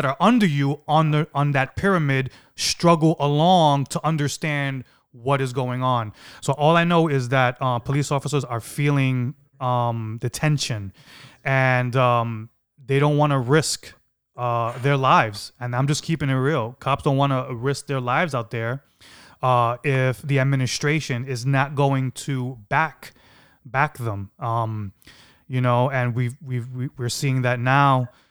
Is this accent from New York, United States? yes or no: yes; New York City, New York, United States; I grew up in East New York.